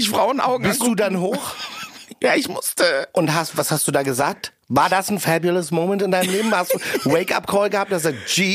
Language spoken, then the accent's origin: German; Meckenheim, North Rhine-Westphalia, Germany; also born or lived in Ghana; in Meckenheim bei Bonn.